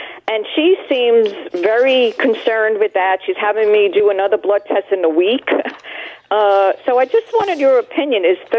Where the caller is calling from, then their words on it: Somerset, New Jersey, United States; I'm in from Somerset, New Jersey.